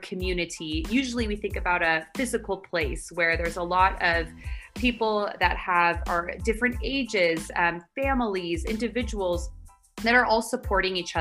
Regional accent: San Francisco Bay Area, California, United States; moved away as an adult; now in Barcelona, Spain; I'm from the San Francisco Bay Area, but 6 months ago I moved to Barcelona, Spain.

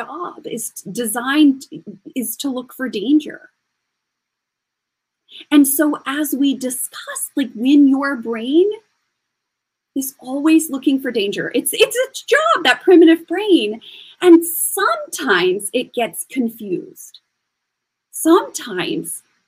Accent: Kansas, United States; moved away; also born or lived in New York / Paris; I'm from Kansas and when I moved to New York

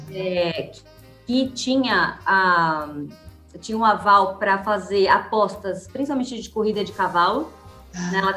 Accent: São Paulo, Brazil; De São Paulo. Na ah, verdade, eu nasci e vivi minha vida inteira em São Paulo. Nasci no Hospital 9 de Julho, então mais paulista que eu não tenho, assim.

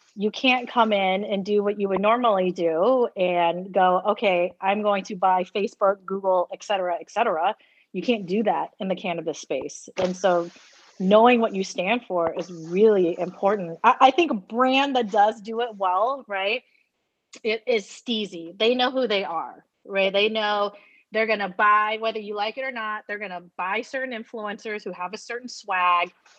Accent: United States; I'm Asian American.

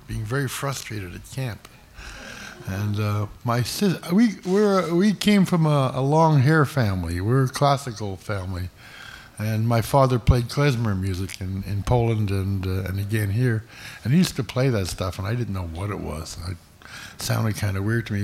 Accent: Toronto, Ontario, Canada; I was born on Yorkville Avenue, which is in the old Mount Sinai Hospital, which is became Yorkville Village. And I grew up on Major Street, which is not too far from here

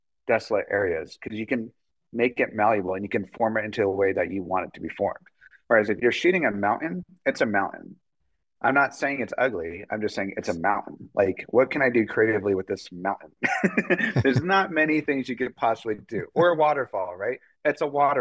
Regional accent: New Mexico, United States; I am from New Mexico

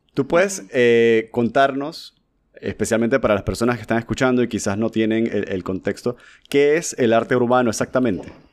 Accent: Panama; Yo soy panameño, tengo 36 años

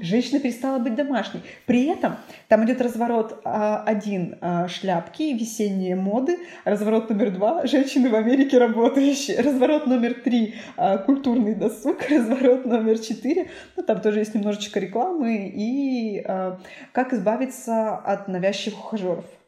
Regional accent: Suksunsky District, Perm Krai, Russia; now in Cherdyn, Russia; я родилась в Суксунском районе

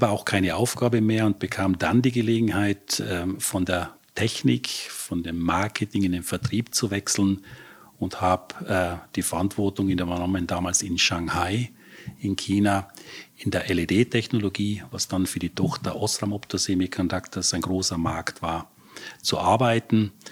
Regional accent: Trentino-Alto Adige, Italy; born there; also born or lived in Vienna; Ja, ich bin in, in Südtirol geboren und habe nach der HTL in Wien Elektrotechnik studiert.

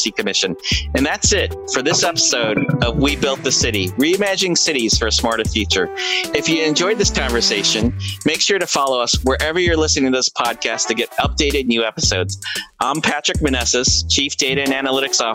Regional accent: Philippines; as a Filipino

